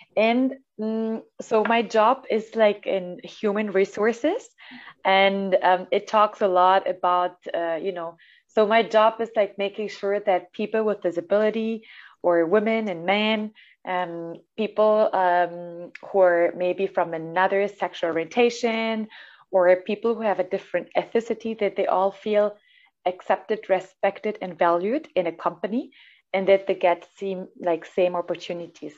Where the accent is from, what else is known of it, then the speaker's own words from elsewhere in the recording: Germany; English is a second language; moved away as an adult; also born or lived in Italy; now in Mexico; I come from Italy, uh, so Italia. Uh, but I grew up in Germany uh, and I now live in Mexico.